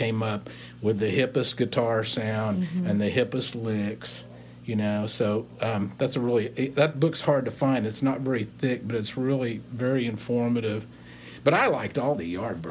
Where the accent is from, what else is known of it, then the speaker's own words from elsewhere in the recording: Texas, United States; moved away; I'm from Texas